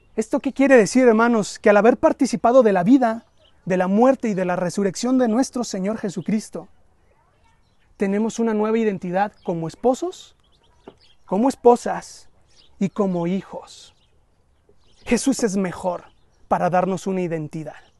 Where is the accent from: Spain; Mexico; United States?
Mexico; culturalmente los mexicanos somos muy familiaros